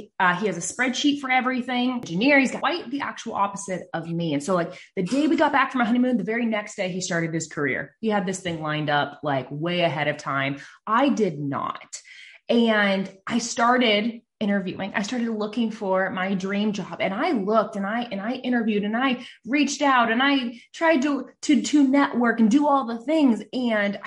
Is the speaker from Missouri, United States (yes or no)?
no; Nebraska, United States; I'm from Nebraska, and I live in a small town